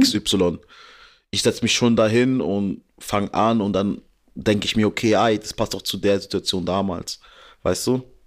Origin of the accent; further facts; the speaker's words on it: Germany; ich bin in Deutschland geboren